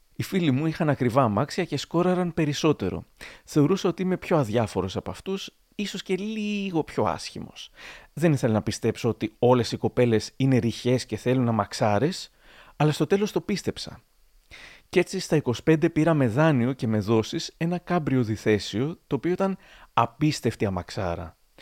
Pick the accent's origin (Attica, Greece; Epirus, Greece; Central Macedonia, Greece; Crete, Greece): Central Macedonia, Greece; Thessaloniki; moved away as an adult; now in Chalkidiki, Greece; εγώ που τόσο λάτρευα την πόλη μου, τη Θεσσαλονίκη